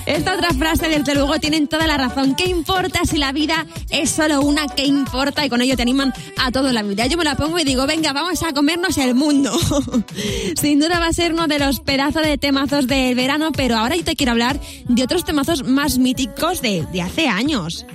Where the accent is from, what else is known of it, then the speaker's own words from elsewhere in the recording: Madrid, Community of Madrid, Spain; Mis padres nacieron en ciudad, yo nací en Madrid